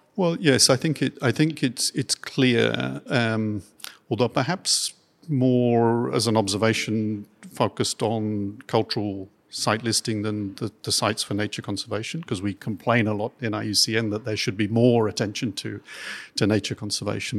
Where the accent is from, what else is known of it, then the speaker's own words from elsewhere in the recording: Dorset, South West England, United Kingdom; moved away; also born or lived in Devon; born in Devon and I grew up in Dorset